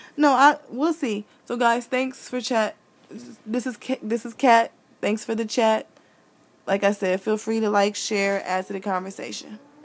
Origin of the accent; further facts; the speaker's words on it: Midwest, United States; I'm from the Midwest